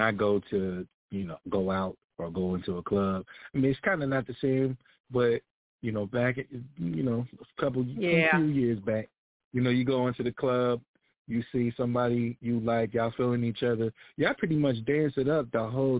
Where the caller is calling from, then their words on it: Atlanta, Georgia, United States; I'm actually calling from Atlanta, Georgia.